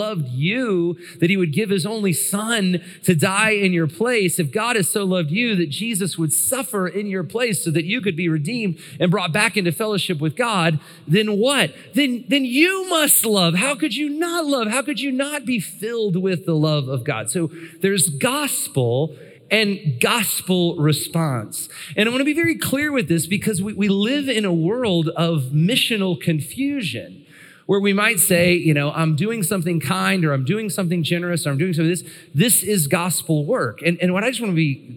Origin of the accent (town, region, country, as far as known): United States